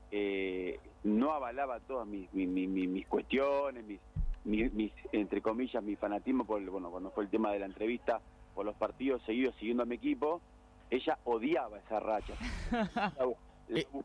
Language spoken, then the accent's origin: Spanish; Argentina; nosotros, como argentinos